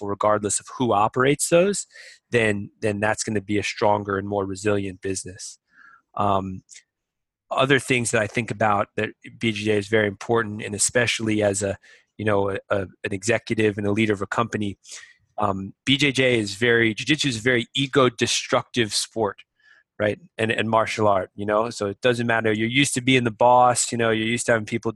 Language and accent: English; Boston, Massachusetts, United States; moved away as an adult; now in Shanghai, China; growing up in Massachusetts, I was a wrestler